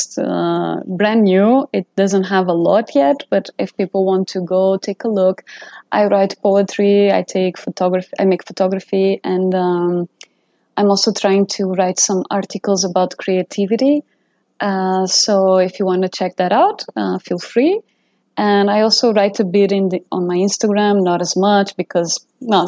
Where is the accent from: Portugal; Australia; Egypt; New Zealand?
Portugal; English is a second language; moved away as an adult; also born or lived in Barcelona, Spain; now in Toronto, Canada; My hometown is known as the sardine capital